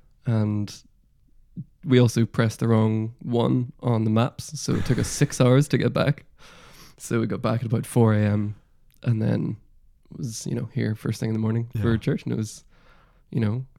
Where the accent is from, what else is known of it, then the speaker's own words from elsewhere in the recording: Northern Ireland, United Kingdom; so a friend from back home, so who did tell me that I'm not sounding as Northern Irish as I should be